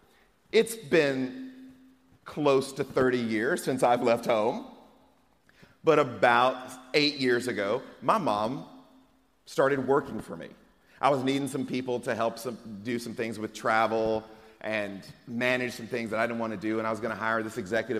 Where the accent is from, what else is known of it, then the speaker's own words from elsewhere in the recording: Atlanta, Georgia, United States; also born or lived in Moss Point, Mississippi; now in Texas, United States; when I was a kid growing up in Atlanta, Georgia